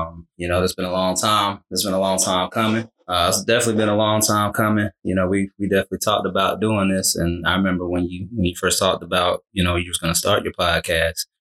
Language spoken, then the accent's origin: English; Macon, Georgia, United States; I'm originally from Macon